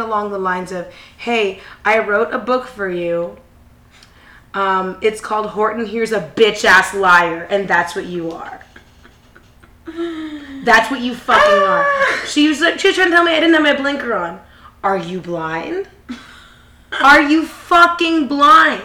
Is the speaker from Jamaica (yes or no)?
yes; Jamaica; I'm Jamaican